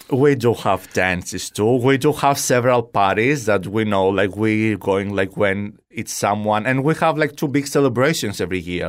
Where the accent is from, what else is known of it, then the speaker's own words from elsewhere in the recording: Kalamata, Peloponnese, Greece; English is a second language; moved away as an adult; also born or lived in Albania / Maryland, United States; now in Fort Myers, United States; our house in Greece, I'm from Kalamata